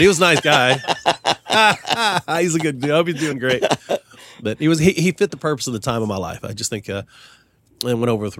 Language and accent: English; Arkansas, United States; also born or lived in Dallas, Texas; I was born in Dallas, Texas, and my grandfather passed and went to Arkansas.